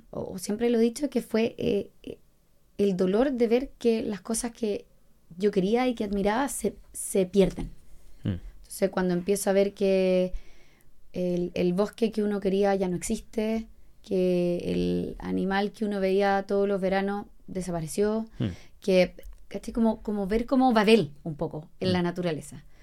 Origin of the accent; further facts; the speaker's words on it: La Serena, Coquimbo, Chile; yo soy de La Serena, bueno, en La Serena había otro y fue como, wow, existen muchas causas